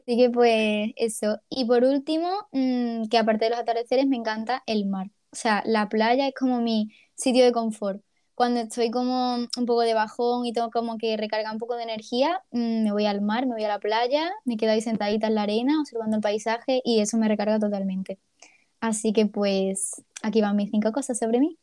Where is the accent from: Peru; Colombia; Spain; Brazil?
Spain; Ceuta; now in Málaga, Spain; soy de Ceuta